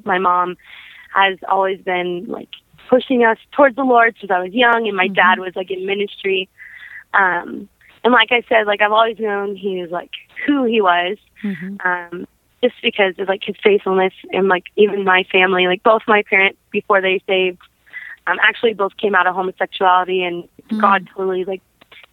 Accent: Brown City, Michigan, United States; also born or lived in Detroit, Michigan; after we lived in Detroit, my family and I moved to a little place called Brown City, Michigan

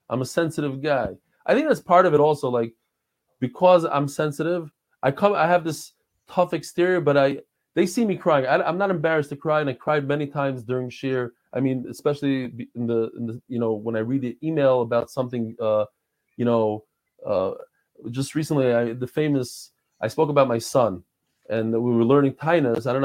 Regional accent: Israel; I'm not a very good basketball player because I, I grew up in Israel.

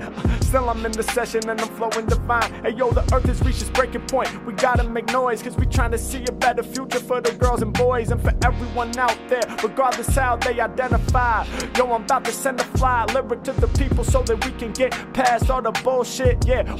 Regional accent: Oregon, United States; It's probably in my blood cause I was born and raised in Oregon.

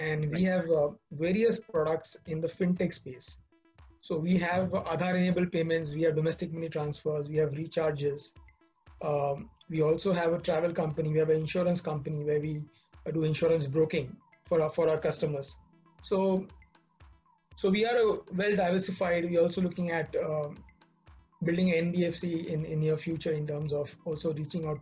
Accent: Mumbai, Maharashtra, India; Born and brought up in Mumbai. Been here since my birth

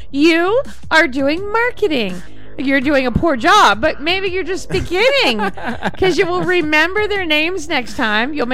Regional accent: England, United Kingdom; I'm English.

